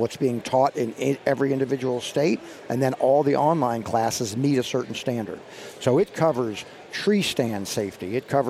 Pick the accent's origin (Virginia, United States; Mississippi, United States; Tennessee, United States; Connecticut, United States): Virginia, United States; in my home state, Virginia, I lease a bunch of property and grew up there and farm